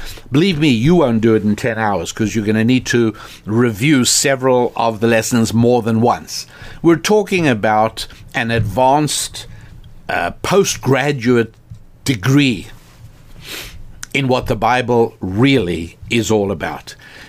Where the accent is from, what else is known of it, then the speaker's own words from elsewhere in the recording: Ghana; A bit of my background. I live in Ghana, and I am Ghanaian.